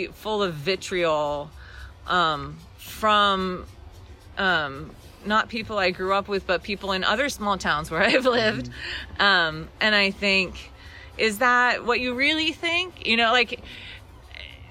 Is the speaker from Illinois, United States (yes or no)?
yes; Casey, Illinois, United States; moved away as an adult; also born or lived in Chicago / Terre Haute, Indiana / San Marcos, Texas; I grew up in Casey